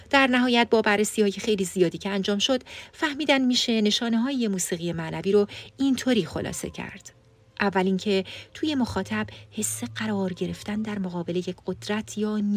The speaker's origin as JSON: {"language": "Persian", "country": "Iran", "tie": "born or raised there", "first_language": "Persian", "said": "ما فارسی زبونای مسلمون که توی ایران بزرگ شدیم"}